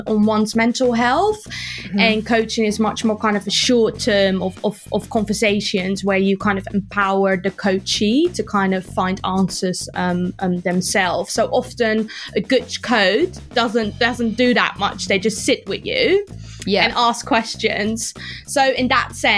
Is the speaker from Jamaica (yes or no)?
no; Netherlands; I grew up in the Netherlands